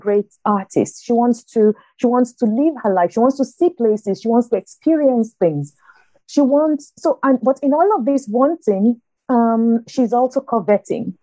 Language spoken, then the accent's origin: English; Nigeria; moved away as an adult; also born or lived in north of England; now in United States; growing up in Nigeria